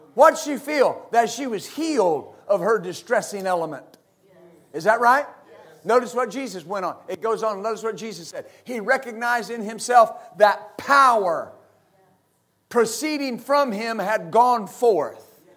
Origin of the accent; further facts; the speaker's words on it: West Texas, United States; I grew up in West Texas